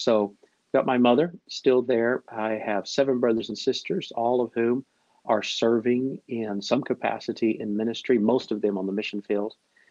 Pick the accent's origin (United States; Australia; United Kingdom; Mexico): Mexico; born there; I was born in Mexico.